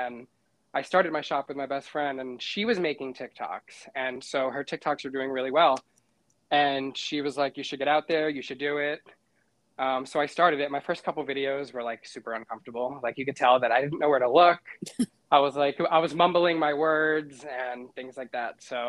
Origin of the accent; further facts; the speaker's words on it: New York, United States; I'm from New York